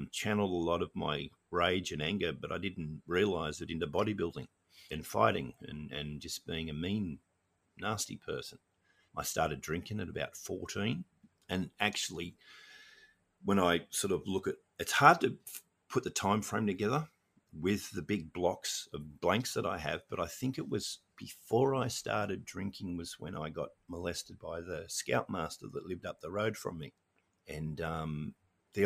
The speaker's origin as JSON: {"language": "English", "country": "Australia", "tie": "born or raised there", "also_born_or_lived": "Norway / Sydney / Melbourne", "said": "I grew up in Australia"}